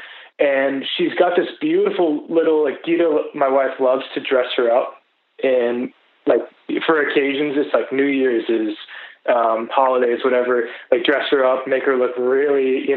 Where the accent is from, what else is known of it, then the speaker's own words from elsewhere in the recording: Boston, Massachusetts, United States; I'm from Boston, Massachusetts